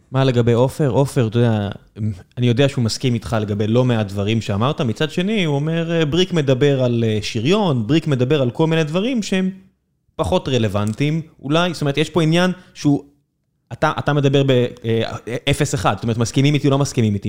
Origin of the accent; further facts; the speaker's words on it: Southern District, Israel; אני מכיר את האזור הזה, אני דרומי